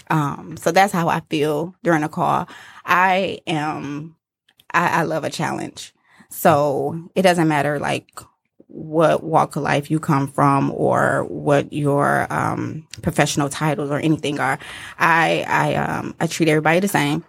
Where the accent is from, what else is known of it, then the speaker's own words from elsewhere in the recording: Detroit, Michigan, United States; I grew up in Detroit, uh, near Shane and ninety-four, so the east